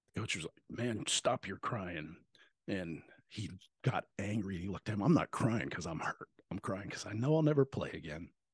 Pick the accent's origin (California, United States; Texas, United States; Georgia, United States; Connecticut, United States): Texas, United States; Bandera; moved away as an adult; also born or lived in Washington; growing up in Texas